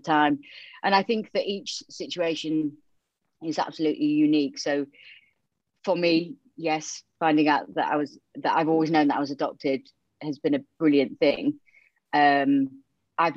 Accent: Yorkshire and the Humber, United Kingdom; accent: Yorkshire twang; also born or lived in Romania; I was born in Romania and then I was adopted to North Yorkshire. So hence the Yorkshire twang.

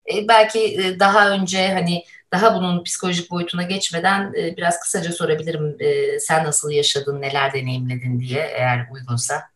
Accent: İzmir, Turkey; moved away; bir İzmirli olarak

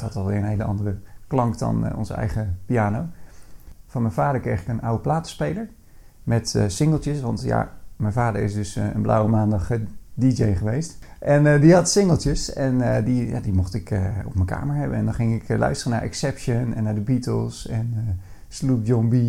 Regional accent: Bleiswijk, South Holland, Netherlands; also born or lived in Katwijk; now in Veenendaal, Netherlands; Eh, al eh, na vier jaar verhuisden we naar, naar Blijswijk

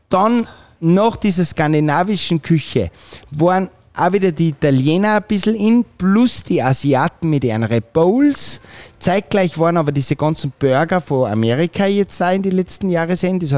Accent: Filzmoos, Salzburg, Austria; ich bin natürlich heimatverbunden und meine Heimat ist Fützmos. Und da habe ich am Fuße der Bischofsmützen ein wirklich kleines, liebes Fleckchen Erde

